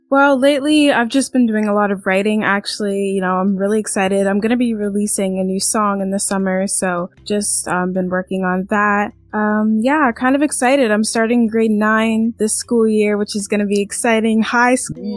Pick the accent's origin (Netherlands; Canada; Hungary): Canada; also born or lived in London, England; I was born um, in England, London, England, but I am from Canada. I moved to Canada when I was two